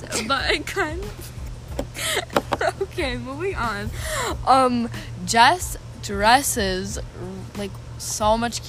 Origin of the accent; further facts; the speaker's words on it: United States; I'm American.